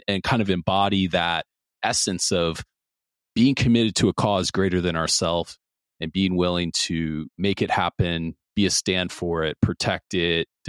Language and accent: English; Midwest, United States; I grew up in the Midwest as well